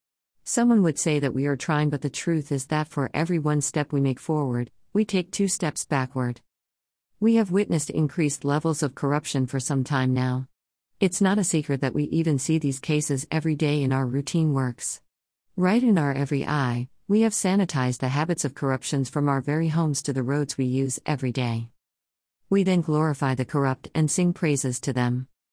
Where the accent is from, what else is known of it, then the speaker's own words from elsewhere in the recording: Kenya; inasmuch as we are from Kenya, let us be judged on the scales of personal integrity and dignity.